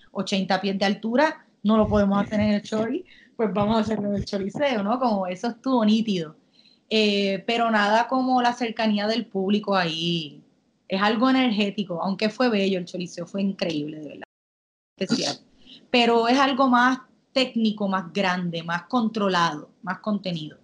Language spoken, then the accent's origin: Spanish; Puerto Rico; moved away as an adult; also born or lived in Manchester, United Kingdom; me mudé de Puerto Rico